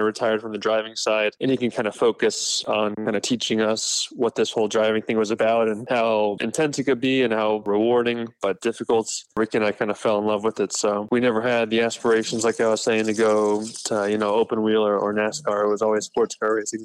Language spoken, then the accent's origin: English; United States; as an American driver